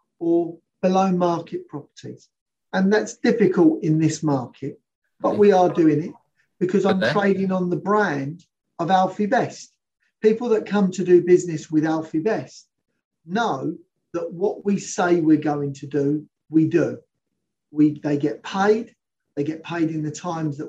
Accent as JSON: {"language": "English", "region": "London", "country": "United Kingdom", "said": "I'm a Londoner through and through"}